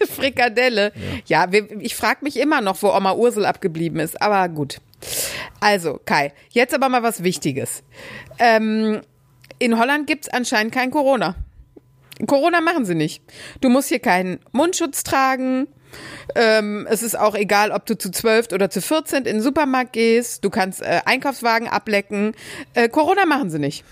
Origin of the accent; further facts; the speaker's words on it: Dortmund, North Rhine-Westphalia, Germany; ich bin ja gebürtige Dortmunderin